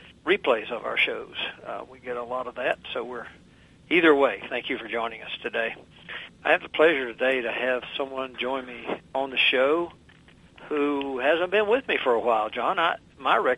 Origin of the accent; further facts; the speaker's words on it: southwestern Virginia, United States; moved away as an adult; now in Northern Virginia, United States; my wife and I grew up about 300 miles from here in southwestern Virginia